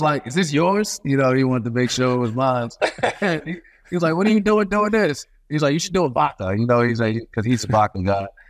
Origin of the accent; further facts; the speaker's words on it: New York City, New York, United States; I'm from Brooklyn, New York